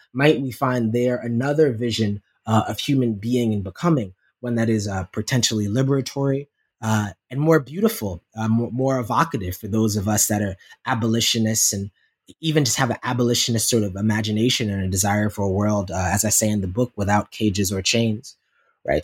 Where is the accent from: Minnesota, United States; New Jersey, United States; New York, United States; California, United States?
New York, United States; Yonkers; my growing up in South Yonkers, New York